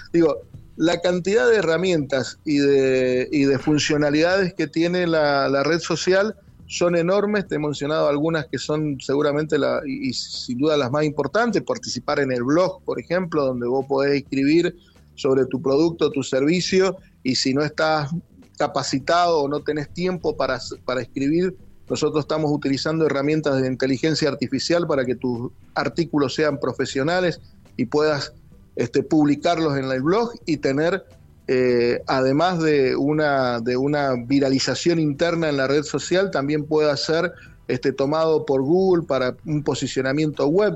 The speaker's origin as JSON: {"language": "Spanish", "region": "Mendoza", "country": "Argentina", "said": "soy de Mendoza"}